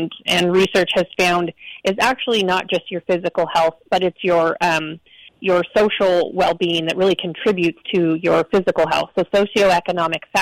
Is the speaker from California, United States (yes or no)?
no; Eastern Oregon, United States; I grew up in Eastern Oregon, very rural community